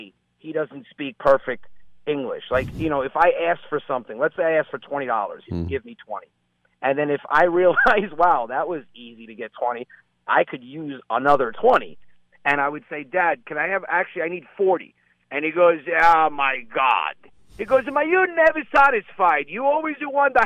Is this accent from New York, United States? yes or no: yes; New Rochelle, New York, United States; I grew up in New Rochelle.